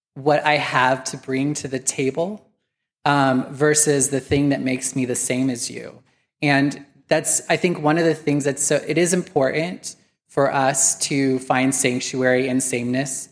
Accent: Wendell, Idaho, United States; I grew up in Wendell, Wendell, Idaho

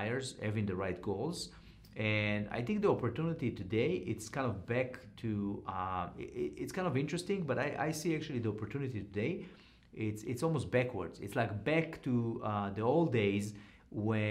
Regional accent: Israel; now in United States; when I grew up in Israel

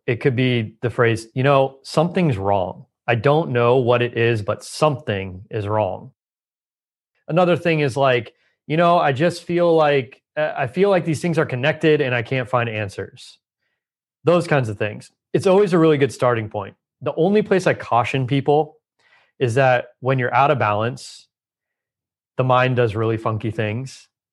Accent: Southern California, United States; I grew up in Southern California

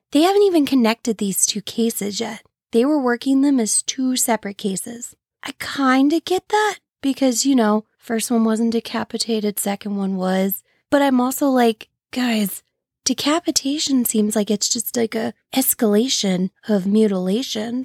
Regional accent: St. Louis area, Illinois side, United States; I'm from the Saint Louis area, but on the Illinois side

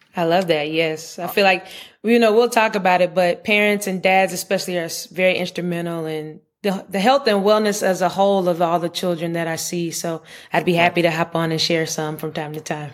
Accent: Charlotte, North Carolina, United States; I grew up in Charlotte

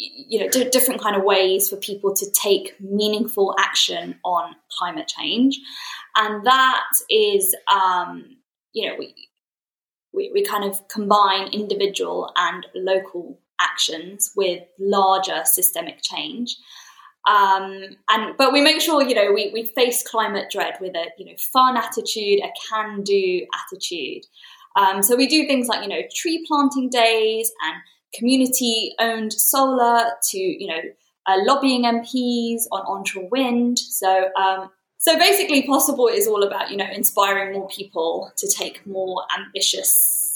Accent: London, United Kingdom; I'm from East London and I was raised in East London

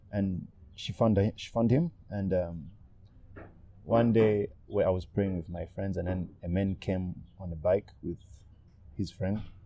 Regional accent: Burundi; now in Rwanda; I was born in Burundi.

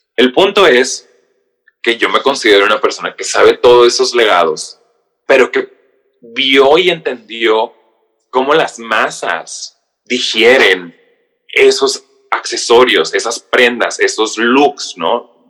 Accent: Mexicali, Baja California, Mexico; moved away as an adult; also born or lived in San Diego; now in New York, United States; soy de Mexicali, Baja California, pero tengo 10 años viviendo

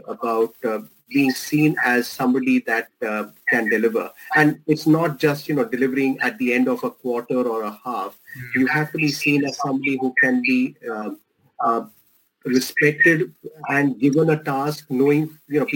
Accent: India; accent: Indian; moved away; my Indian accent

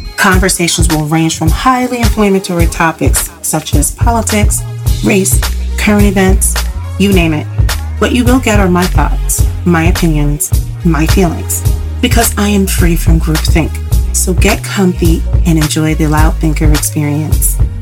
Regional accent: United States; I am American. I was born here

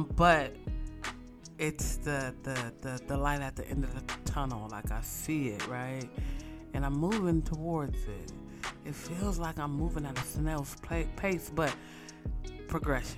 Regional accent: West Coast, United States; I'm from the West Coast

